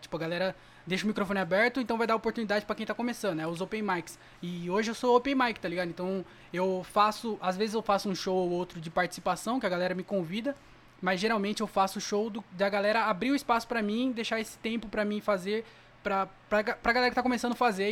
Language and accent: Portuguese; Jundiaí, São Paulo, Brazil; now in Várzea Paulista, Brazil; Nasci em Jundiaí, mas eu moro na Varsa